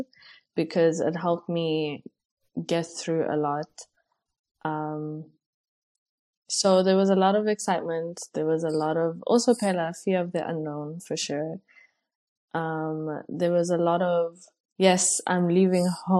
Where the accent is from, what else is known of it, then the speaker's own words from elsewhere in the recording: South Africa; moved away as an adult; now in Hungary; I am a girl from South Africa, currently living in Hungary and studying medicine